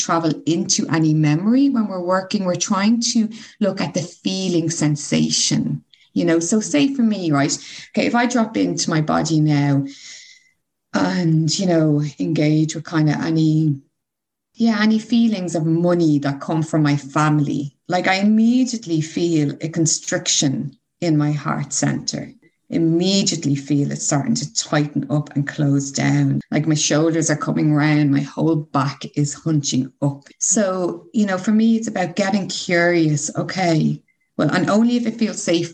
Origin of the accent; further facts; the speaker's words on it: Ireland; as an Irish person